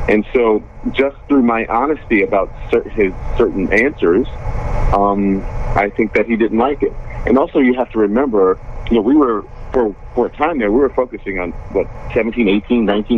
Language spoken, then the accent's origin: English; United States; my truth is that I'm an American who happens to be a journalist